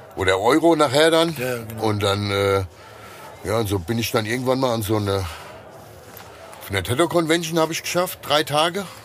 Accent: Hesse, Germany; accent: Hessian; ich kann nur Hessisch

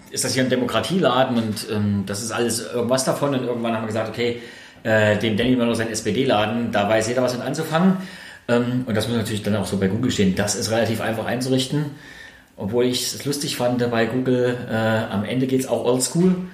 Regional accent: Thuringia, Germany; dass es zum einen im, bei uns in Thüringen, im Osten insgesamt, nach wie vor äh, ein klares Lohngefälle gibt

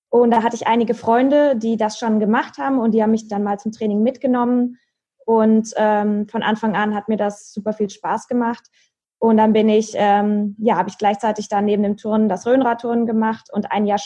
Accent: Marburg, Hesse, Germany; ich bin in meiner Heimatstadt in Marburg.

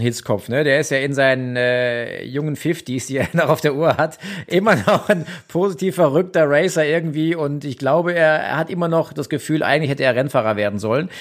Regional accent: Germany; now in Austria; als Deutscher in Deutschland

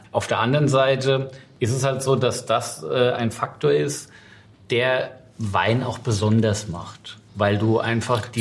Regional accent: Westhofen, Rhineland-Palatinate, Germany; aus meinem Heimatort Westhofen

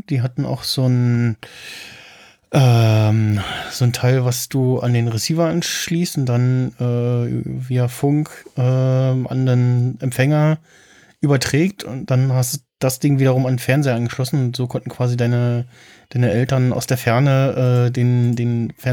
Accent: East Germany, Germany; in der DDR geboren, ja, am 9.

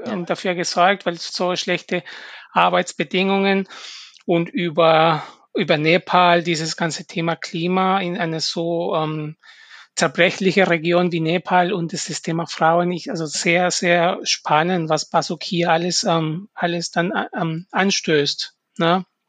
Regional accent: Peru; German is a second language; now in Germany; ich komme ursprünglich aus Peru

